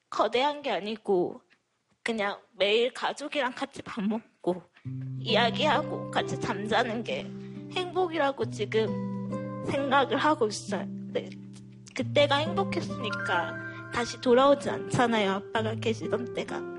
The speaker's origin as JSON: {"language": "Korean", "region": "Gwangju", "country": "South Korea", "said": "네, 저도 광주 사람이거든요."}